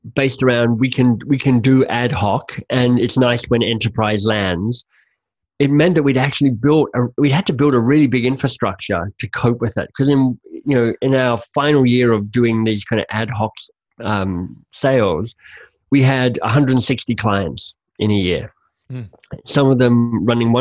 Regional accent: Canada; as a Canadian

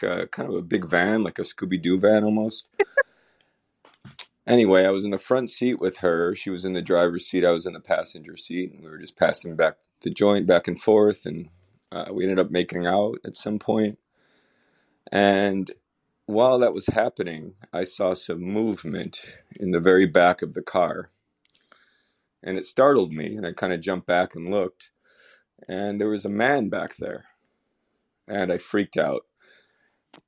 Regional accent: Buffalo, New York, United States; I'm from Buffalo, New York

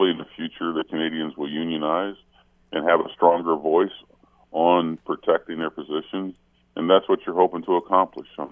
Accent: Middletown, Ohio, United States; moved away; also born or lived in Milwaukee / Toronto; Our arch rival in high school, I'm from Middletown, Ohio, was Hamilton, Big Blue.

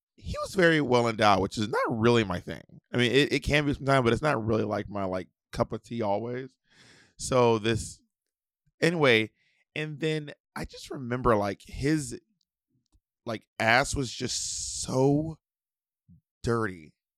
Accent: Georgia, United States; Georgia, Georgia, I'm from

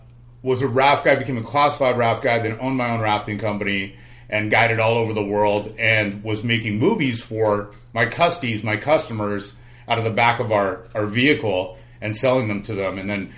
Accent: California, United States; Well, I grew up in Southern California, and I grew up surfing pretty much just like every kid

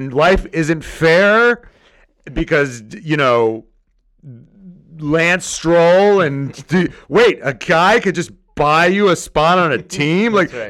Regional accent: United States; as an American who doesn't know shit

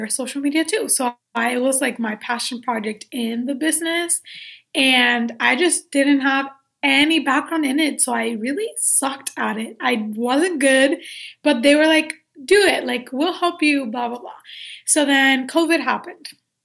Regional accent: Puerto Rico; I was born and raised in Puerto Rico.

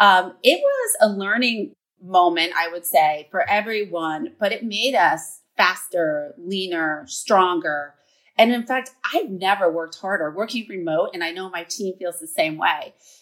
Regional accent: Vermont, United States; also born or lived in New York City; I'm moving back to my home state of Vermont. I'm a fourth generation Vermonter.

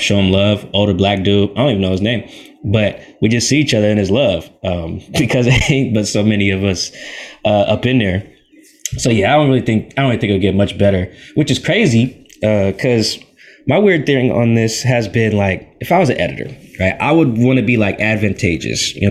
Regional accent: Seattle, Washington, United States; I'm from Seattle

